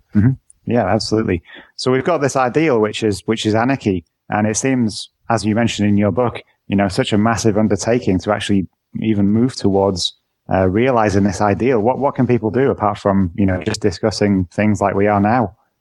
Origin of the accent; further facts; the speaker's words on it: England, United Kingdom; now in Netherlands; I'm from England, but I actually live in the Netherlands